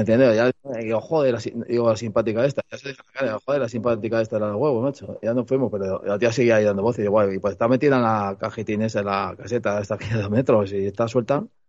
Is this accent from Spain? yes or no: yes; Madrid, Community of Madrid, Spain; soy de Madrid, que he nacido